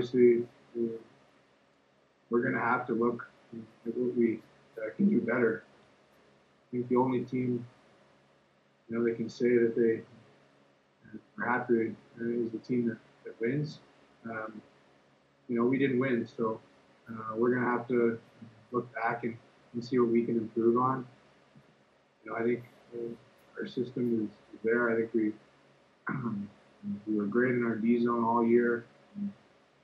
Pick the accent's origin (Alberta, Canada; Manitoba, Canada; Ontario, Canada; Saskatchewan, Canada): Manitoba, Canada; Winnipeg; moved away; my hometown in Winnipeg